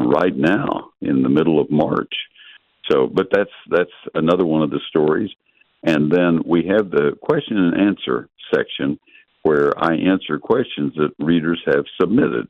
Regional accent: College Station, Texas, United States; I grew up in College Station.

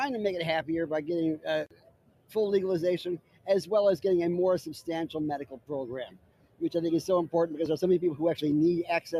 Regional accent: Detroit, Michigan, United States; now in Tampa, United States; I grew up in Detroit.

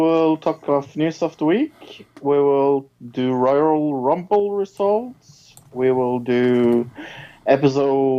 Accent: Norway; I'm from Norway.

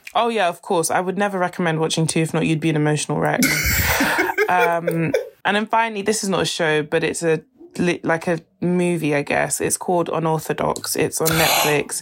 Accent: Nigeria; if I wasn't Nigerian

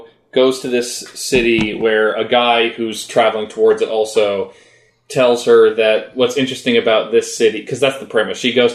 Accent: the South, United States; I'm from the South also

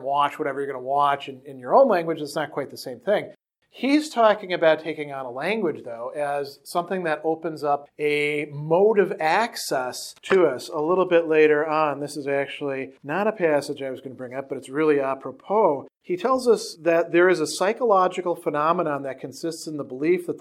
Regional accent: Wisconsin, United States; accent: Wisconsin; my Wisconsin accent, which can sometimes be a little bit thick at times

